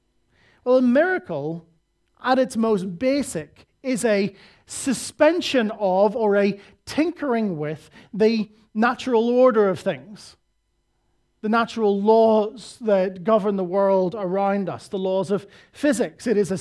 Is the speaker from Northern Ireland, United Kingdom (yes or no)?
yes; Northern Ireland, United Kingdom; I come from Northern Ireland, which is the home and epicenter of miserable Christians.